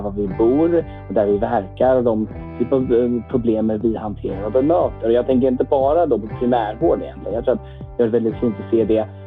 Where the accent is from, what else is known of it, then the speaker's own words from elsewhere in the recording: Lund, Skåne, Sweden; now in Stockholm, Sweden; Men man kanske inte hör på dialekten, men jag är uppvuxen i Lund faktiskt, i Skåne eh, för det